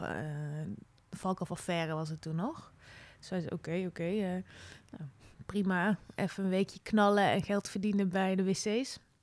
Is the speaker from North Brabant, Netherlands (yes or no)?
yes; Veldhoven, North Brabant, Netherlands; moved away as an adult; also born or lived in Nijmegen; Ja, geboren in Oerle, een, een dorpje in Veldhoven bij Eindhoven. Opgegroeid als jongste in een gezin van zeven kinderen